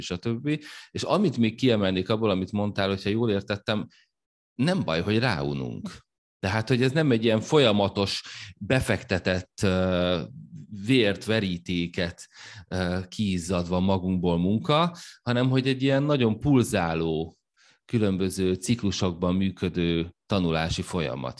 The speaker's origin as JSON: {"language": "Hungarian", "country": "Hungary", "said": "német nyelven adtuk elő, magyarként, németül az angoloknak"}